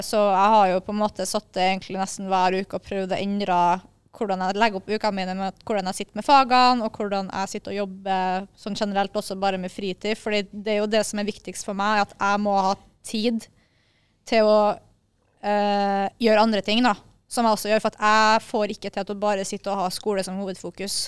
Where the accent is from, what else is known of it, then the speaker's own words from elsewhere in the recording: Kristiansund, Møre og Romsdal, Norway; moved away; jeg har vært hjemme i Kristiansund